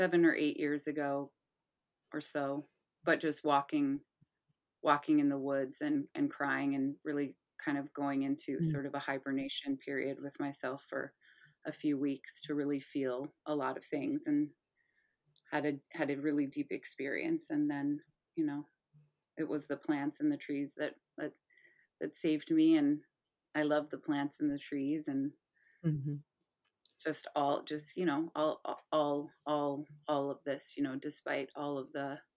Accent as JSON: {"language": "English", "region": "Michigan", "country": "United States", "tie": "born or raised there", "said": "I was raised in Michigan."}